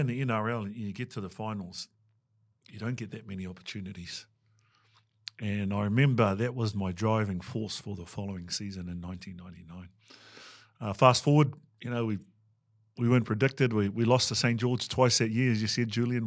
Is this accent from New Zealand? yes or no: yes; Waikato, New Zealand; moved away as an adult; also born or lived in England; I was brought up with one of my nannies back at our marae and then, um, one of my nanas, you know. I think for us in Waikato